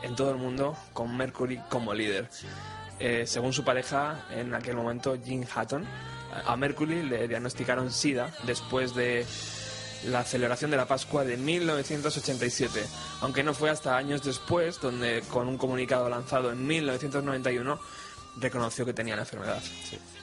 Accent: Madrid, Community of Madrid, Spain; Que como personaje que ha vivido sus 33 años en Madrid

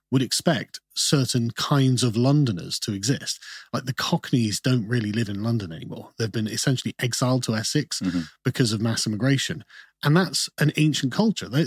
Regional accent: Germany; also born or lived in United Kingdom; I was born in the UK, um, but my father was in the Royal Air Force. Okay, and so for about eight years, I grew up in Germany

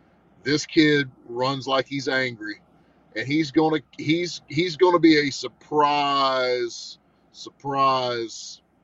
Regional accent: Panama City, Florida, United States; He's right here from my hometown in Panama.

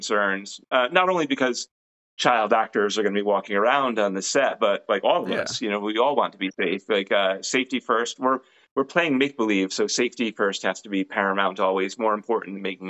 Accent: Rhode Island, United States; When I was growing up in Rhode Island, Crandall House was the name of the place that was creepy.

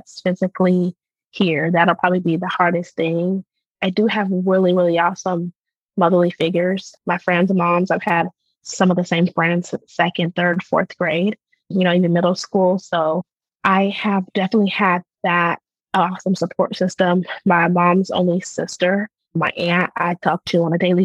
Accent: Portland, Oregon, United States; now in Houston, United States; I grew up in Portland, Oregon, which is majority white population

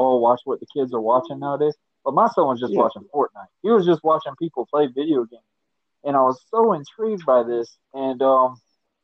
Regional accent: Callahan, Florida, United States; also born or lived in Kingsland, Georgia; raised in Callahan, born in Kingsland, Georgia. Uh-huh. Moved to Callahan when I was about 6 years old and been here ever since

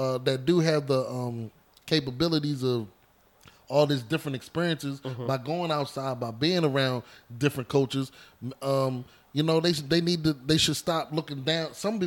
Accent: Annapolis, Maryland, United States; I'm from Annapolis too, man. Bywater.

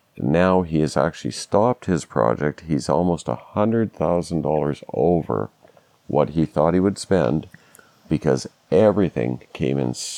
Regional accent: Scotland, United Kingdom; and that therein lies the problem with finishing my house is I'm Scottish. I just won't pay that.

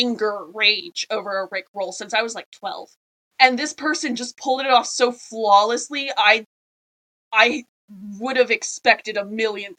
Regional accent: United States; because we are American

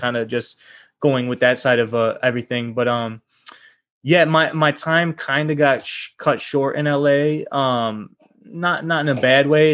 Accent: Rochester, New York, United States; now in Los Angeles, United States; I'm originally from Rochester, New York

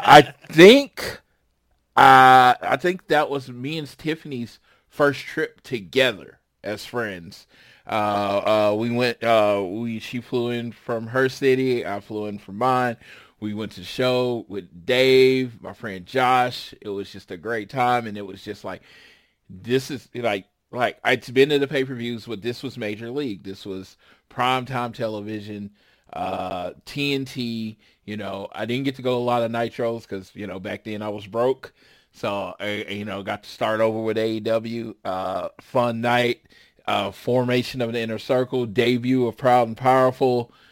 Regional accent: Oklahoma City, Oklahoma, United States; a pretty much broke kid growing up in Oklahoma City

